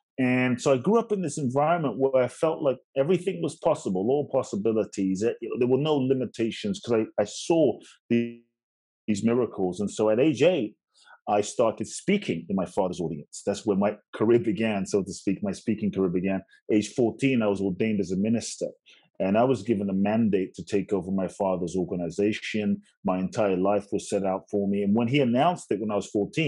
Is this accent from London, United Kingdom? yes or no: yes; London, United Kingdom; also born or lived in Ghana / United States; I was born in Ghana, West Africa. My father's from Ghana, my mother's Japanese. I grew up in London and partly the US.